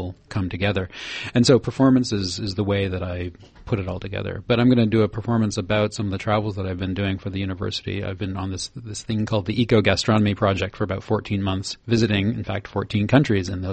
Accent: Canada; I come from Canada

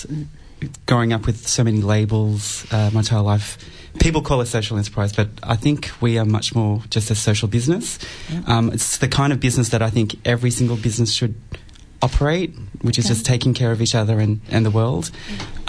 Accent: Cambodia; now in Melbourne, Australia; I was born in Cambodia

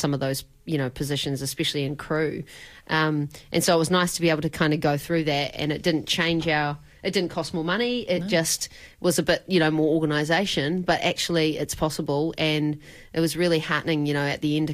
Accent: New Zealand; born or raised there

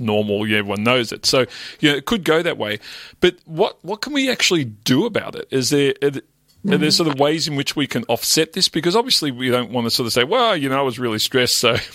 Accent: Melbourne, Victoria, Australia; I grew up in the West Melbourne, wasn't the most affluent area

